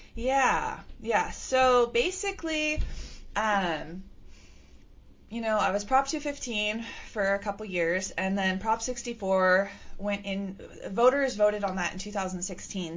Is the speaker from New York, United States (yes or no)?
no; California, United States; I grew up in California